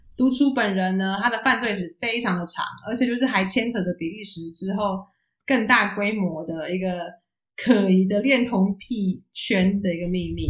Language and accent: Chinese; Taiwan; now in Netherlands; 像台湾，我们长大的时候